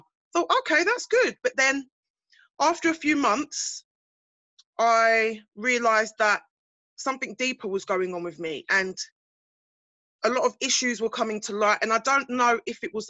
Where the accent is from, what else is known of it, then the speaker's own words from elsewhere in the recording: Basildon, East of England, United Kingdom; I'm from Essex, Basildon to be exact.